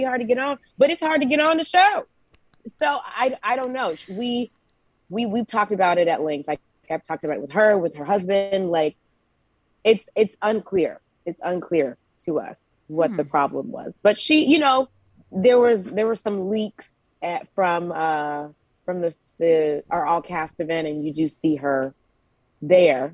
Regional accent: Georgia, United States; moved away

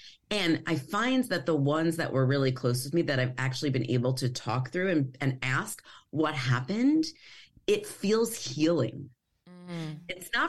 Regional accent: Long Island, New York, United States; I grew up on Long Island, and I just didn't ever, I mean, I probably look like I fit in very well, but I didn't ever feel like I fit in.

